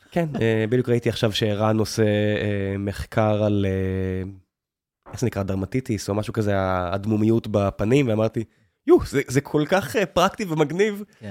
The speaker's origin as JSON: {"language": "Hebrew", "town": "Beersheba", "region": "Southern District", "country": "Israel", "tie": "born or raised there", "moved": "yes", "said": "אני מכיר את באר שבע לא רע, נולדתי שם, חייתי שם לפחות חצי מהחיים שלי"}